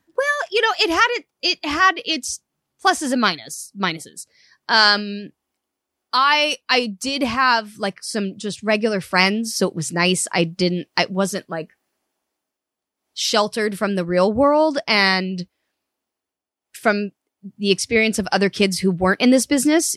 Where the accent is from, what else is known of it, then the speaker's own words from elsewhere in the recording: Los Alamitos, California, United States; also born or lived in Cypress / Seal Beach; driving from Orange County to L A every day